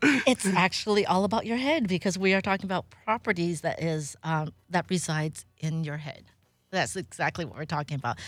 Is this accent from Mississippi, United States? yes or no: no; Monterey Park, California, United States; also born or lived in Indianapolis / Pasadena; I grew up here in, um, Southern California, so I was a San Gabriel Valley kid